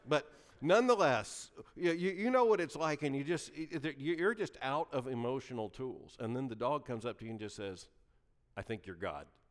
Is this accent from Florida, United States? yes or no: yes; Lakeland, Florida, United States; moved away; The church I grew up in in Lakeland, Florida